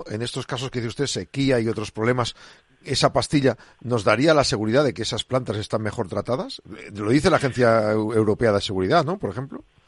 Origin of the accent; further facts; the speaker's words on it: Burgos, Castile and León, Spain; yo en mi pueblo en Burgos